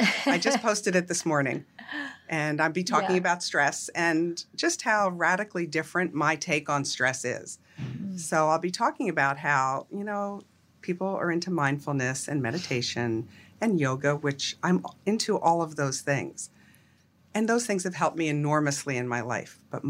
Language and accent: English; Pennsylvania, United States; I grew up outside of Philadelphia.